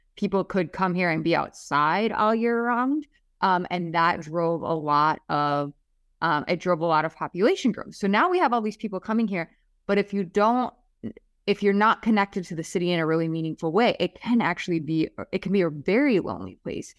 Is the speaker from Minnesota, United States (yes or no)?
yes; Minnesota, United States; moved away as an adult; now in Miami, United States; I'm from Minnesota, right? And I came to Miami for a bunch of reasons